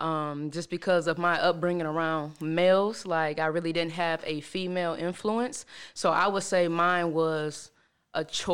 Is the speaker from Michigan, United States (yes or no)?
yes; Detroit, Michigan, United States; For those of you that don't know me, I'm from Detroit. Mm-hmm. Rep it to the fullest. And I am lesbian.